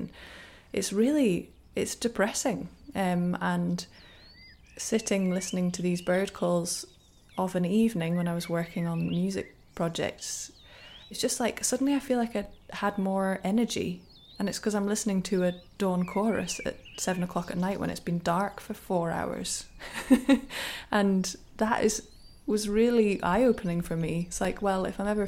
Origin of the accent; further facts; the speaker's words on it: Aberdeenshire, Scotland, United Kingdom; I grew up in Aberdeenshire